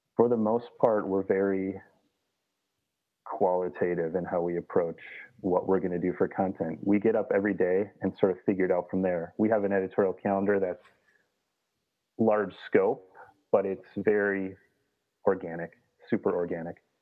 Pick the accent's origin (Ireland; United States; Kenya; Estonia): United States; Minnesota; I grew up in Minnesota, just kind of was born in a canoe almost